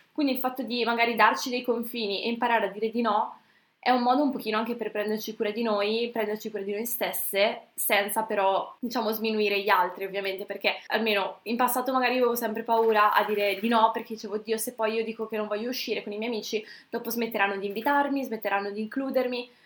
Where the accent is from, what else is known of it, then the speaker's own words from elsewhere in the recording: Brescia, Lombardy, Italy; Io sono di Brescia